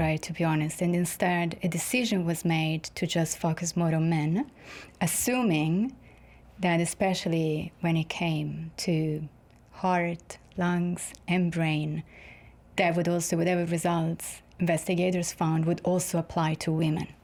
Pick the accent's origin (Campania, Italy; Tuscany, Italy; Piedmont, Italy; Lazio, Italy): Tuscany, Italy; Florence; moved away; I'm from Florence in Italy